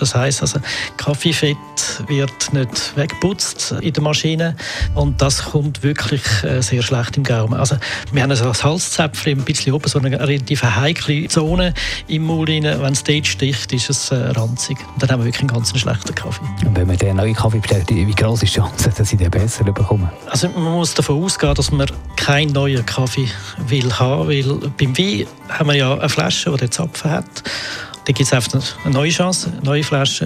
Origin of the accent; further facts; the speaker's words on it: Switzerland; bei uns in der Schweiz